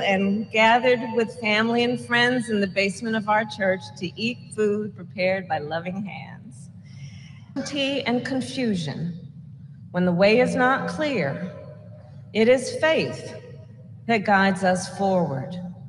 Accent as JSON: {"language": "English", "town": "Oakland", "region": "California", "country": "United States", "tie": "born or raised there", "said": "As many of you know, I was born in Oakland, California, and growing up, I attended 23rd Avenue Church of God."}